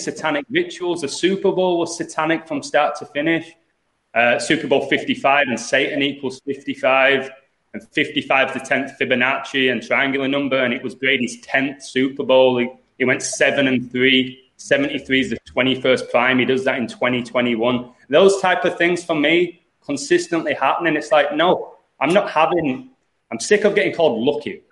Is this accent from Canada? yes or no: no; England, United Kingdom; moved away as an adult; also born or lived in Los Angeles, United States / Chicago, United States; now in Mexico; I was born in England